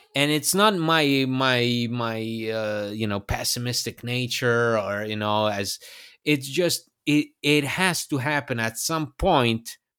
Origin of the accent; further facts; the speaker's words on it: Bologna, Emilia-Romagna, Italy; it's m, basically my hometown. It's, yeah, it's, uh, where I have my roots.